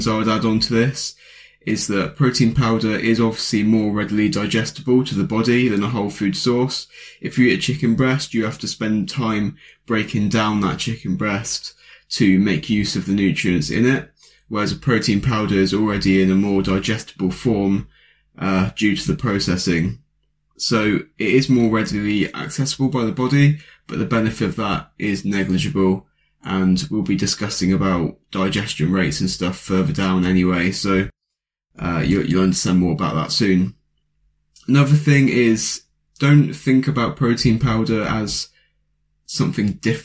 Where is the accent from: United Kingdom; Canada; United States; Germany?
United Kingdom; I'm a British lad